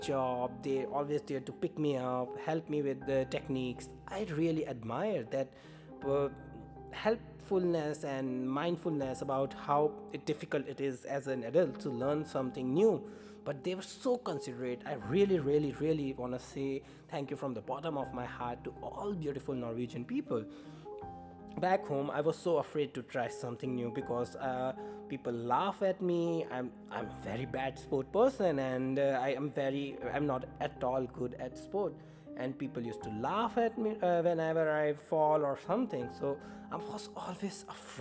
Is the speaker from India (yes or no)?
yes; India; English is a second language; moved away as an adult; now in Norway; I moved to Norway from India